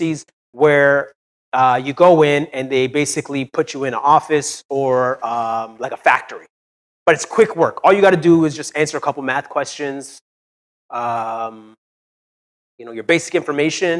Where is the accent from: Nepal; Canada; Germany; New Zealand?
Canada; Brampton, Ontario; I'm from Brampton